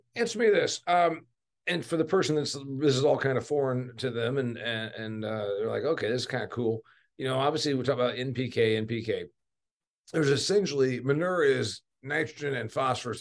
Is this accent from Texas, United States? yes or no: no; Indiana, United States; I am from Indiana